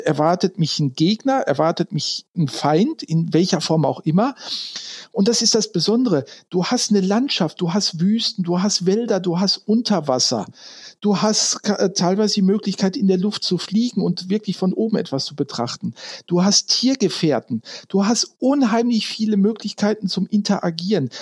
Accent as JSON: {"language": "German", "area": "Ruhr area", "region": "North Rhine-Westphalia", "country": "Germany", "moved": "as an adult", "lives_now": "Frankfurt, Germany", "said": "Ursprünglich komme ich, äh, wenn die Hörer es kennen sollten, aus dem Ruhrgebiet, also da, wo ursprünglich mal die Kohle herkommt"}